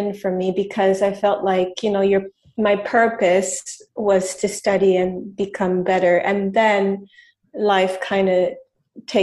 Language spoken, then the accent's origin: English; Montreal, Quebec, Canada; now in New York City, United States; I'm French Canadian. I'm from Montreal.